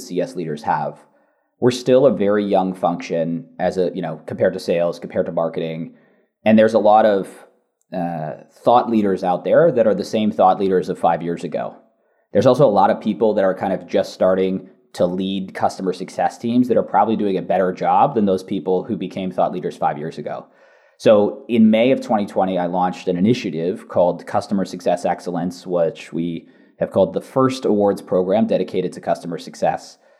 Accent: San Francisco Bay Area, California, United States; accent: Californian; moved away as an adult; also born or lived in Boston; now in London, United Kingdom; My accent is from California. I grew up in the San Francisco Bay Area.

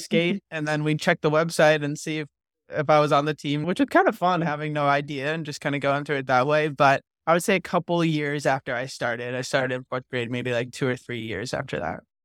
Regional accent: New England, United States; I grew up around New, so I played just town hockey

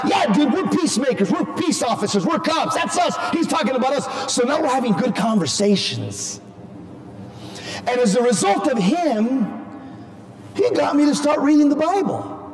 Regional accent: Southern California, United States; moved away as an adult; now in Phoenix, United States; I just moved from Southern California a year and a half ago

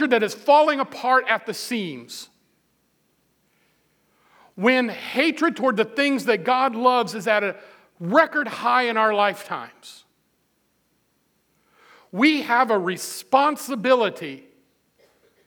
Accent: Midwest, United States; I'm a Midwesterner. We're kind of plain spoken

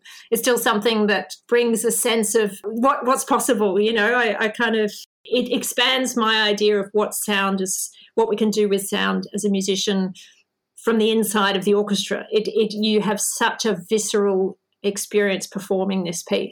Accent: Melbourne, Victoria, Australia; Melbourne, which is my hometown where I live

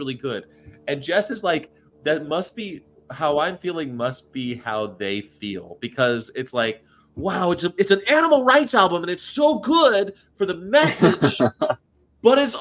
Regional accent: United States; I was raised in America

